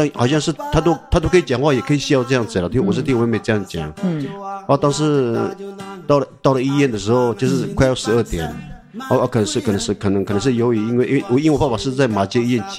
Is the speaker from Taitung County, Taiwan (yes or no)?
yes; Tuban, Taitung County, Taiwan; 对，都在部落念书。对，不管是国小、国国小、国中、高中，高中在台东高工。